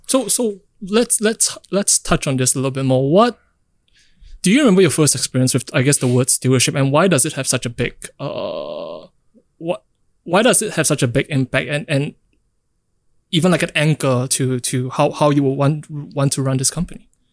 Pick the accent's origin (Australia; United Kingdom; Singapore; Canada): Singapore; being in Singapore, growing up in Singapore